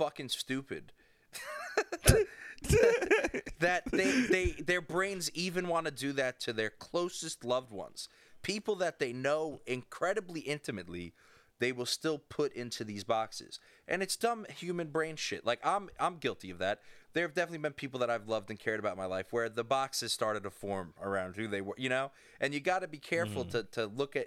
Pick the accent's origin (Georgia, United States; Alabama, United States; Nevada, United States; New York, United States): New York, United States; I grew up in New York, and in Catholic New York